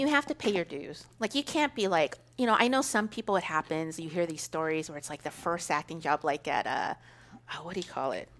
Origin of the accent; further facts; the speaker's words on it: Kern County, California, United States; when I was raised in Kern County, my mom owned a Mexican bar